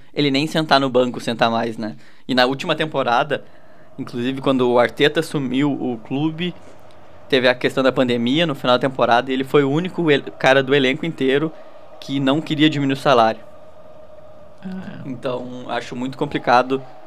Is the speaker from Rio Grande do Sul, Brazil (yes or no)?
yes; Rio Grande do Sul, Brazil; a gente é do Rio Grande do Sul